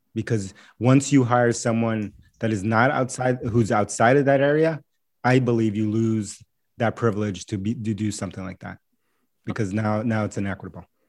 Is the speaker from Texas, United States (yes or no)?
no; New York City, New York, United States; first language Spanish; English is a second language; moved away as an adult; now in Boston, United States; I grew up in New York City, and so, and I live in Boston now